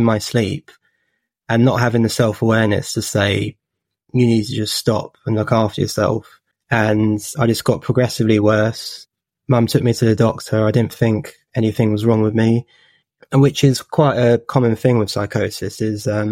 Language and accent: English; Watford, East of England, United Kingdom; I'm from Watford in Hertfordshire.